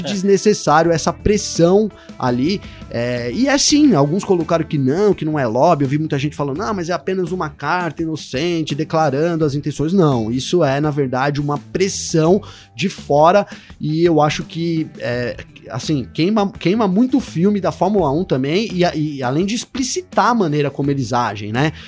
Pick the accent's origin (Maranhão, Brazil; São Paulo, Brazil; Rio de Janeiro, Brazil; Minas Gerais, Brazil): São Paulo, Brazil; eu sou de São Paulo